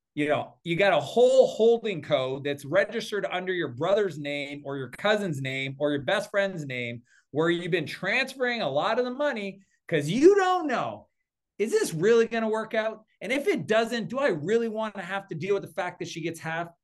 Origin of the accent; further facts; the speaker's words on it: East Coast of Canada, Atlantic Canada, Canada; I'm Canadian, well, I grew up on the East Coast